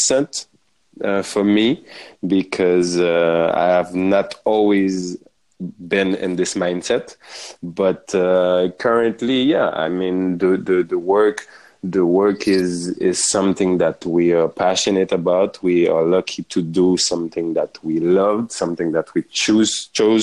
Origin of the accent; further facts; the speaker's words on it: Haiti; also born or lived in France; now in Paris, France; I am born and raised in Haiti